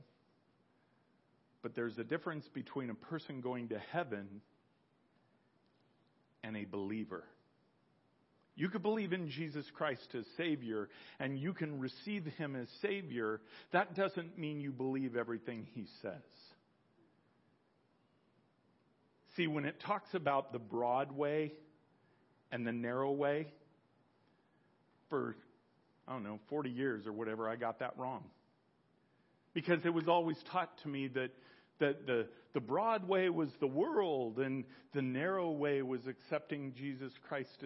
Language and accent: English; United States; I was born American. I'm an American